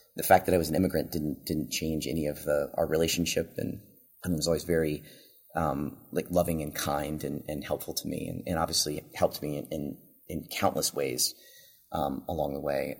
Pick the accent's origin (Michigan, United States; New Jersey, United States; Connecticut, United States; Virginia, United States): Virginia, United States; moved away as an adult; now in Texas, United States; I grew up in Virginia and my family's in Virginia